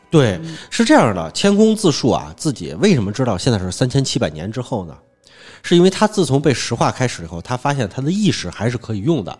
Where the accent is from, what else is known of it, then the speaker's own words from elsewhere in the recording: Hunan, China; 咱们湖湘文化似的，是耕读，我一边耕种一边读书这种